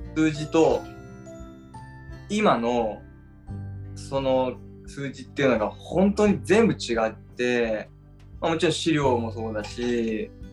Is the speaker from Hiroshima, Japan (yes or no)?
no; Tokyo, Japan; moved away as an adult; now in Niseko, Japan; 僕はですねもともと東京出身で